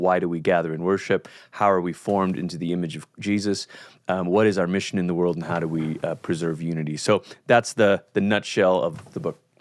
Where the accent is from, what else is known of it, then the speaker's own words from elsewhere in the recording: Malaysia; moved away as an adult; now in United States; culturally, I'm from Malaysia. That's where I grew up.